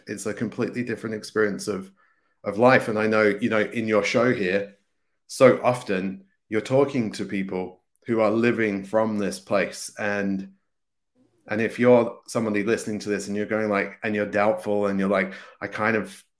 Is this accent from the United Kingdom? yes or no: yes; England, United Kingdom; I grew up in England, and some days you would barely believe there was a sun, because it was like raining and clouded and all that kind of stuff.